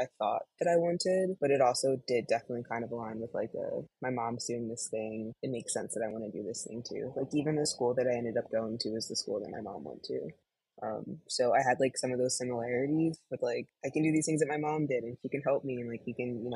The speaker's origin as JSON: {"language": "English", "area": "right outside of Philly", "region": "Pennsylvania", "country": "United States", "tie": "born or raised there", "moved": "yes", "lives_now": "Chicago, United States", "said": "I was born and raised right outside of Philly, currently living in Chicago now."}